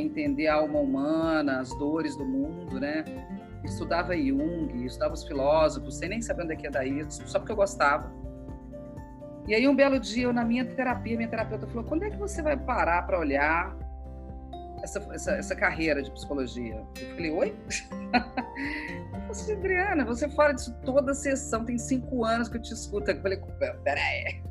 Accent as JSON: {"language": "Portuguese", "region": "Minas Gerais", "country": "Brazil", "also_born_or_lived": "São Paulo", "moved": "as an adult", "lives_now": "Rio de Janeiro, Brazil", "said": "Eu sou mineira"}